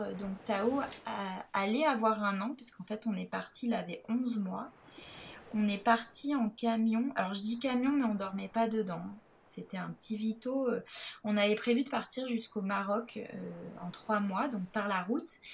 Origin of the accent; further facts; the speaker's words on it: Nice, Provence-Alpes-Côte d'Azur, France; je suis originaire de Nice